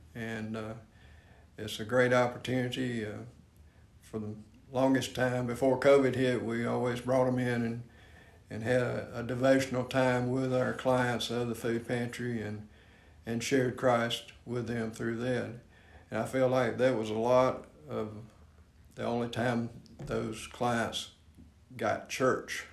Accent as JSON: {"language": "English", "area": "Spartanburg County", "region": "South Carolina", "country": "United States", "tie": "born or raised there", "said": "I grew up over in Spartanburg County in a uh, friendship community"}